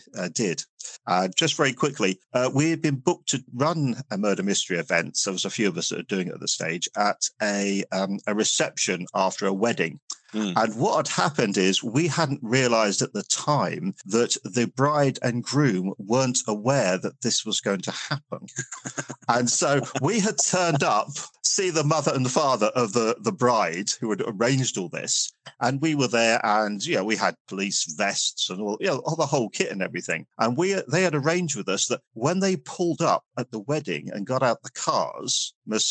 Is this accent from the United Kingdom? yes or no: yes; Southampton, South East England, United Kingdom; now in Manchester, United Kingdom; I'm a southerner. I actually come from a city down the south called Southampton, just off the Isle of Wight.